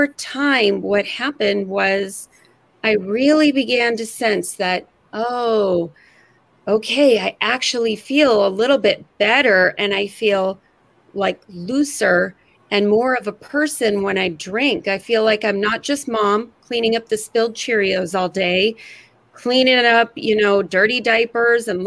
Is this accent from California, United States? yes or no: yes; California, United States; moved away as an adult; now in Seattle area, United States; I'm from California, moved to the Seattle area in 2001 when I had my first child